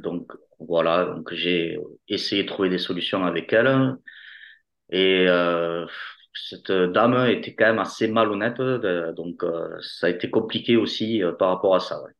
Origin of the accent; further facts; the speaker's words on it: Toulouse, Occitania, France; accent: Toulouse; j'ai un accent marqué de, Toulouse.